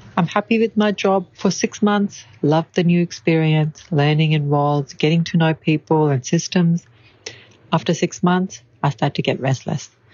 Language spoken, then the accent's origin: English; Brisbane, Queensland, Australia; I am from Brisbane in Queensland in Australia